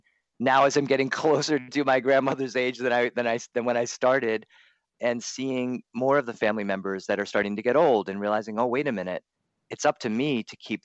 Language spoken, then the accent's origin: English; Delaware, United States; also born or lived in Boston, Massachusetts; now in Los Angeles, United States; I was born in Boston, but raised in Delaware.